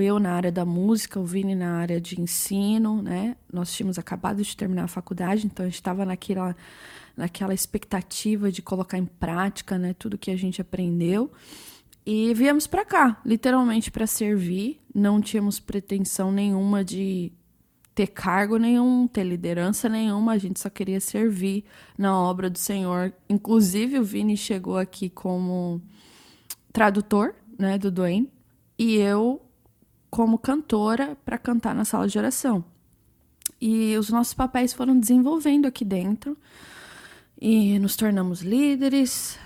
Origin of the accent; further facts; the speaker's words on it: London, United Kingdom; moved away as an adult; also born or lived in Brazil / Kansas City, United States; eu nasci no Brasil, saí do Brasil com sete anos, é, morei na Inglaterra, em Londres, por 16 anos.